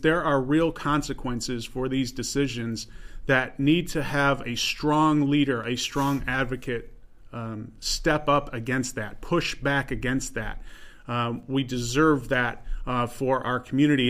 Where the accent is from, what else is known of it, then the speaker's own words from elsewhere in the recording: Geneva, New York, United States; I grew up in Geneva. I went to school in Geneva.